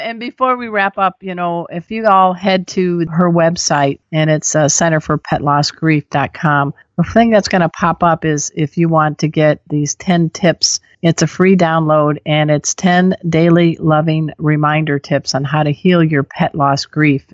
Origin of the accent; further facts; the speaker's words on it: Crown Point, Indiana, United States; I grew up on Hermit's Lake in Crown Point, Indiana